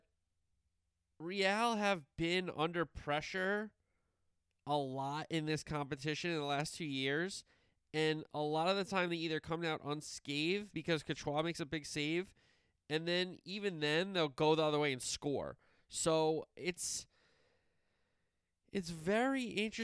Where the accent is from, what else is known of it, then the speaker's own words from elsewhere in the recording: United States; as an American